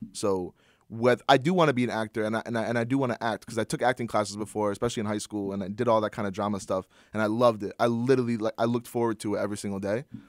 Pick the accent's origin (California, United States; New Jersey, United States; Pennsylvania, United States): New Jersey, United States; Princeton; I'm from Princeton, New Jersey.